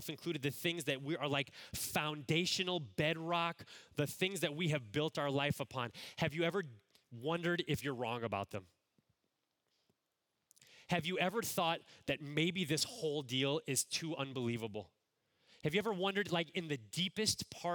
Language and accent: English; Cleveland, Ohio, United States; moved away as an adult; also born or lived in Chicago area; I grew up in the Cleveland, Ohio area